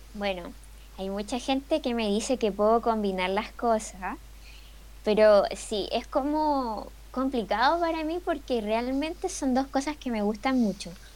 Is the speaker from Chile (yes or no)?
yes; Chile; acá en Chile